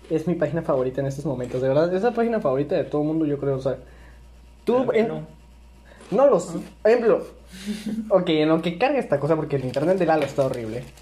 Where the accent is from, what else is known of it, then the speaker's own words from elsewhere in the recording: Villahermosa, Tabasco, Mexico; somos de Villahermosa, Tabasco.